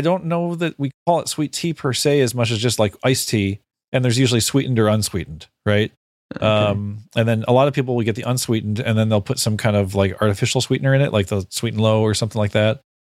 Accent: Chicago, Illinois, United States; Like and growing up in the Chicago area. I've had this stuff my whole life.

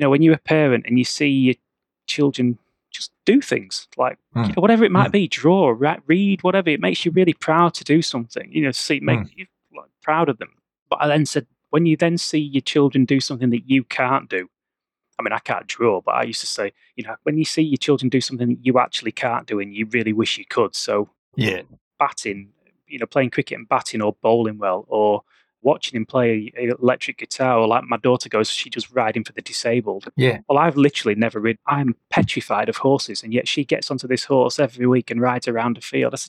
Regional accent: the Midlands, England, United Kingdom; moved away; I grew up in the Midlands

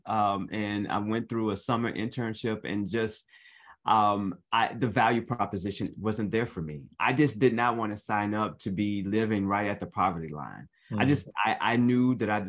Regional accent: Chicago, Illinois, United States; now in Atlanta, United States; I am a Chicago native. I grew up on the south side of Chicago

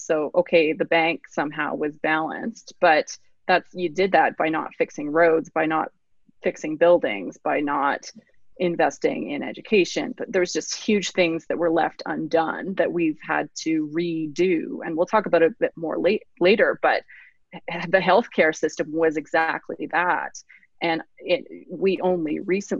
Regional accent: Calgary, Alberta, Canada; also born or lived in England; I grew up in Kensington in Calgary.

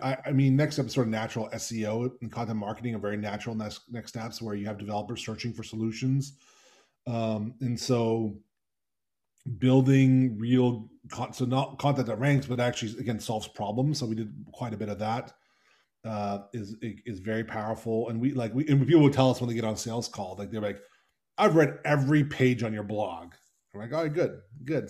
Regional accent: United States; my family's Hungarian. I, um, I'm, I'm American

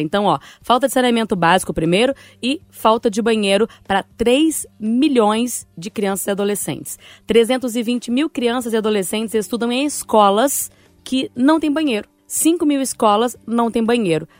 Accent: Bahia, Brazil; moved away; lá na Bahia, Patrícia, ir pra praia lá na minha cidade, já tinha o som coletivo. As barracas costumam, costumavam, pelo menos quando eu morava lá

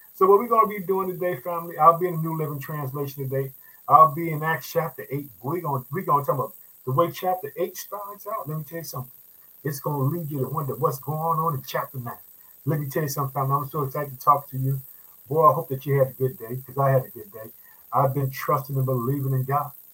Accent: Illinois, United States; in the state of Illinois. Guess what? That's my home state. I reside in the city of Chicago.

